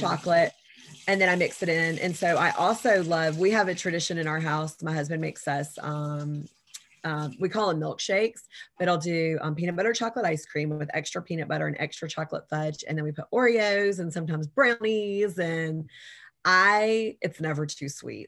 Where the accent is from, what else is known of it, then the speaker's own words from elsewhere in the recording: Savannah, Georgia, United States; I was born and raised in Savannah, Georgia